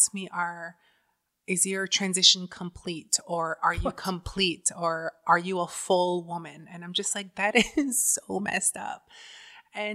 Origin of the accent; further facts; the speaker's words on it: Six Nations, Ontario, Canada; I grew up on reserve. I grew up on Six Nations on the res